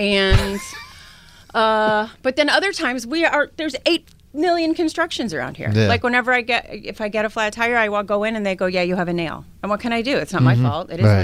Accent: Chicago, Illinois, United States; now in Boston, United States; I grew up in Chicago, so I knew snow.

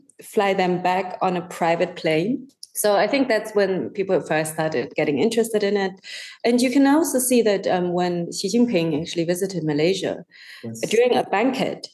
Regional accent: Germany; now in Singapore; I grew up in Germany

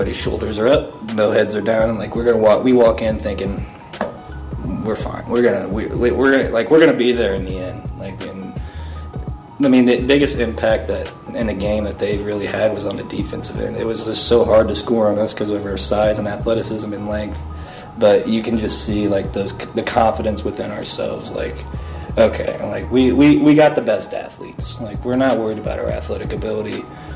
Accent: Athens, United States; we come from Athens. Like, we don't, you know, we're a bunch of small country bumpkin white kids.

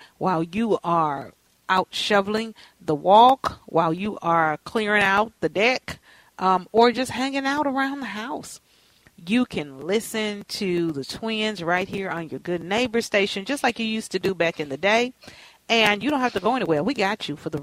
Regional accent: Texas, United States; now in Twin Cities, United States; I'm from Texas

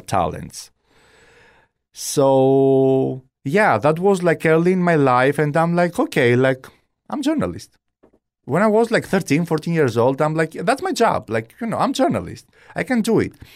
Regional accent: Kalamata, Peloponnese, Greece; English is a second language; moved away as an adult; also born or lived in Albania / Maryland, United States; now in Fort Myers, United States; our house in Greece, I'm from Kalamata

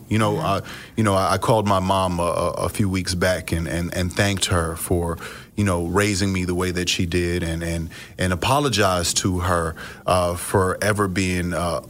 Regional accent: New York, United States; growing up in New York, it wasn't necessarily the coolest thing

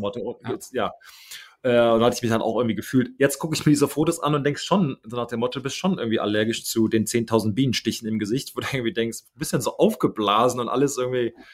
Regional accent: Kaarst, North Rhine-Westphalia, Germany; moved away; also born or lived in Düsseldorf / Neuss; ich bin in äh, Düsseldorf gewor geboren übrigens ähm, und dann okay. nach ähm, Neuss umgezogen und von da nach Kassel ist immer noch der Kreis Neuss

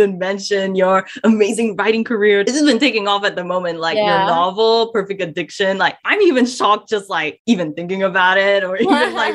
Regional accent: Malaysia; now in Melbourne, Australia; we are a radio show here that is based in Melbourne, and I'm Malaysian as well

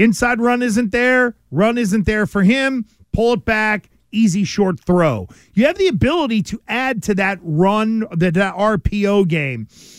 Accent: Stoughton, United States; I'm from Stoughton.

